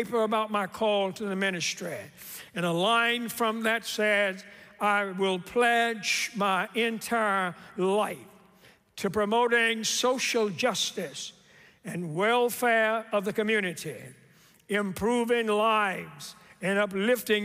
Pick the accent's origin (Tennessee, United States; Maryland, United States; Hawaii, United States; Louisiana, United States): Tennessee, United States; Memphis; Growing up in Memphis, I am what you would call a very proud Memphian